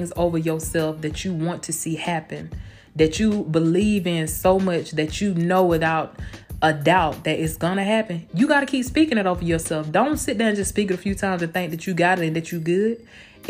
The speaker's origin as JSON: {"language": "English", "town": "Blakely", "region": "Georgia", "country": "United States", "tie": "born or raised there", "moved": "yes", "lives_now": "Tampa, United States", "said": "my hometown of Blakely, Georgia, 229"}